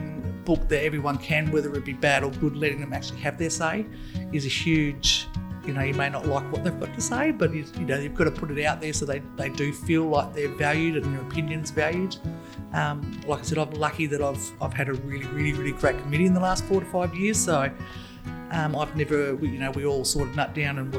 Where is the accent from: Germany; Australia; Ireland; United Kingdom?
Australia; Broome, Western Australia; I grew up in Broome my whole life